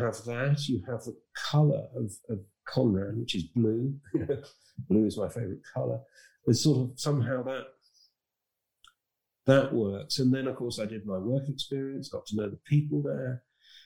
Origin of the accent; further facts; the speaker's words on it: Harrogate, Yorkshire and the Humber, United Kingdom; moved away as an adult; also born or lived in London; now in outside London, United Kingdom; I came from Harrogate in Yorkshire